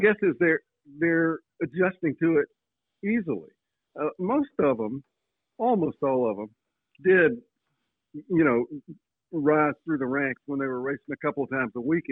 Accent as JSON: {"language": "English", "town": "Floyd", "region": "Virginia", "country": "United States", "tie": "born or raised there", "said": "I grew up in Floyd, which is about 45 miles away."}